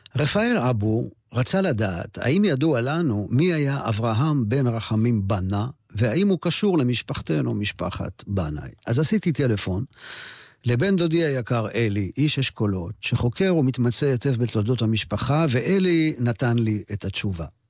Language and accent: Hebrew; Jerusalem, Jerusalem District, Israel; לשכונת מקור ברוך, שם נולדתי.